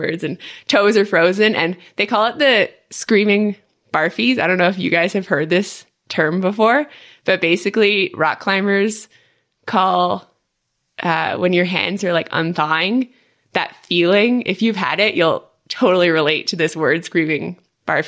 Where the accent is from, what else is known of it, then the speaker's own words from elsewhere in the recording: Quebec, Canada; moved away; I'm from Quebec